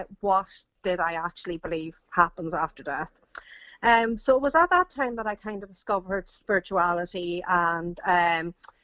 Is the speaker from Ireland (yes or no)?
yes; Ireland; I grew up in Ireland, I grew up in a Catholic house